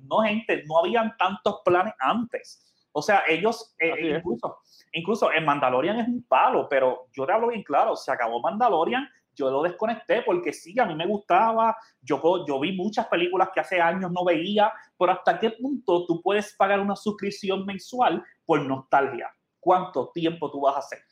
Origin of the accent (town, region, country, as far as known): Puerto Rico